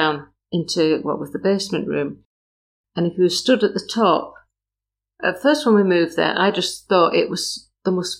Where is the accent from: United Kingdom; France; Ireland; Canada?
United Kingdom; Burnley, North West England; moved away; also born or lived in Skipton; I'm from Burnley